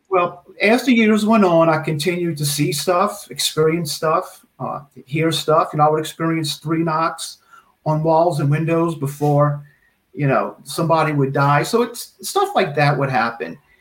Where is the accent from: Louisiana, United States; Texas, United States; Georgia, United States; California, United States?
Louisiana, United States; Metairie; also born or lived in New Orleans; I was born in New Orleans, and at the age of five or six, my parents moved to Metairie.